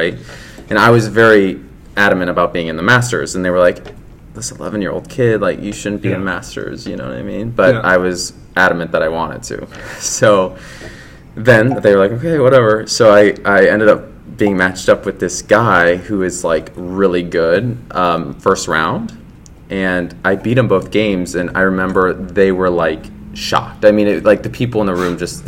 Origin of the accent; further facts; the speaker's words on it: Illinois, United States; I'm from Illinois, so, I lived there.